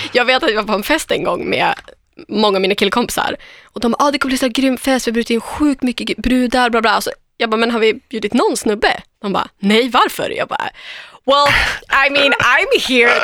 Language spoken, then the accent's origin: Swedish; Umeå, Västerbotten County, Sweden; moved away; Östra Ersboda, där jag kommer ifrån.